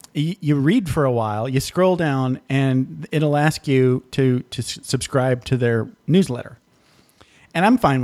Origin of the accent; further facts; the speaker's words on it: Michigan, United States; moved away; when I grew up in Michigan